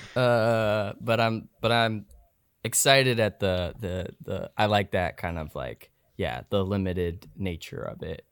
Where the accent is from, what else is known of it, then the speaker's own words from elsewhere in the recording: Seattle, Washington, United States; I'm from Seattle